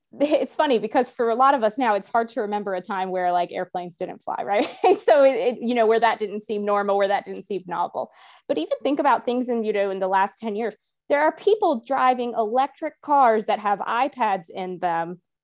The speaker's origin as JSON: {"language": "English", "region": "the Bible Belt", "country": "United States", "tie": "born or raised there", "said": "growing up in the Bible Belt"}